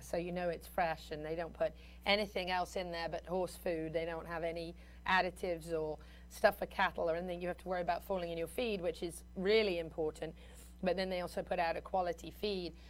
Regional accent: United Kingdom; moved away; I'm a Brit

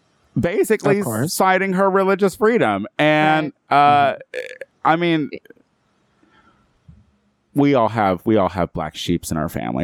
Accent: Chicago, Illinois, United States; moved away

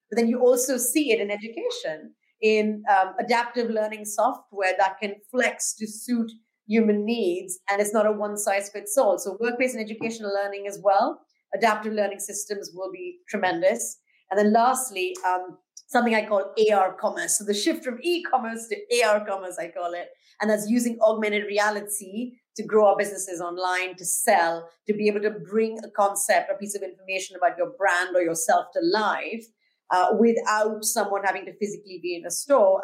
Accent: India; now in London, United Kingdom; my home country of India, where I'm originally from already

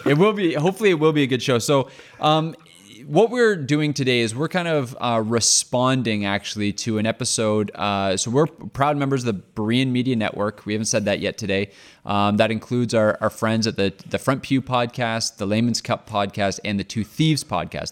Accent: Canada; I'm Canadian

